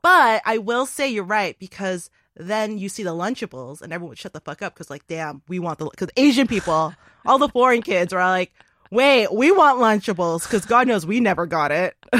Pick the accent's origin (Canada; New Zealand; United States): Canada; Toronto, Ontario; I grew up in Toronto which is one of the most multicultural cities in the world.